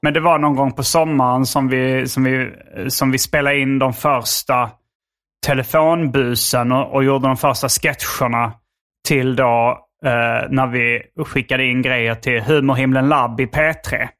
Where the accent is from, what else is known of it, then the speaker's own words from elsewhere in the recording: Hjärup, Skåne, Sweden; accent: Scanian; moved away as an adult; also born or lived in Lund; now in Stockholm, Sweden; jag är från Hjärup och, eh, nu bor jag i Lund